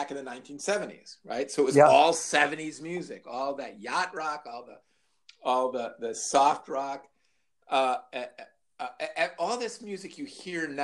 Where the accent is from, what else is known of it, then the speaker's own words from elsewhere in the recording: Libertyville, Illinois, United States; growing up in Libertyville